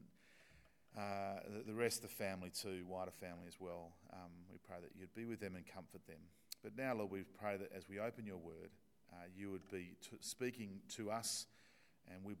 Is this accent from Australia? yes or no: yes; Australia; accent: Australian; my Australian accent